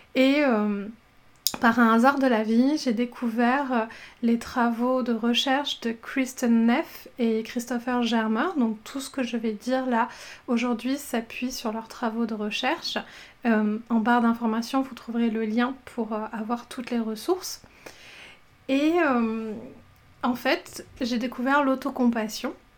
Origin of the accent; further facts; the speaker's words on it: southern France, France; moi je viens du sud de la France